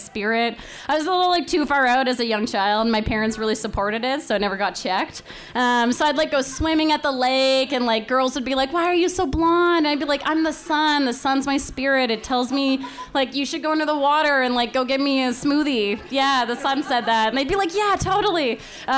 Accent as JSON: {"language": "English", "country": "Canada", "tie": "born or raised there", "said": "I grew up in Canada"}